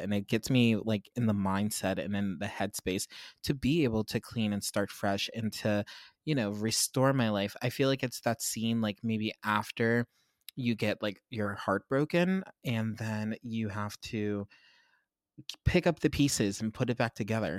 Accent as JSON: {"language": "English", "town": "Pittsburgh", "region": "Pennsylvania", "country": "United States", "tie": "born or raised there", "said": "my hometown of Pittsburgh"}